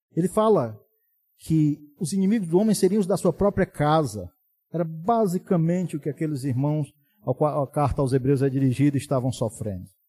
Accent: Brazil; sermos brasileiros

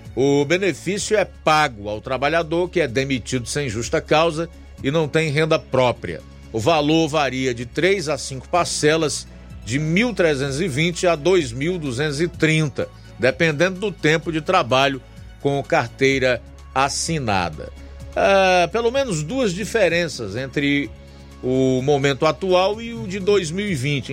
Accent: Ceará, Brazil; nós, como cearenses

